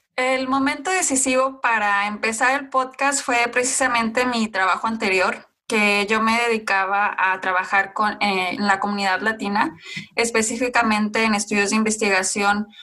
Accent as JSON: {"language": "Spanish", "country": "Mexico", "said": "mi parte de, de nacimiento, o sea, de dónde soy yo, o mexicana"}